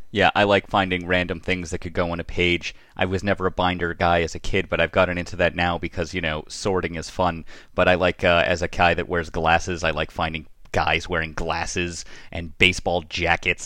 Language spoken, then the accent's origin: English; Boston, Massachusetts, United States; I grew up in Boston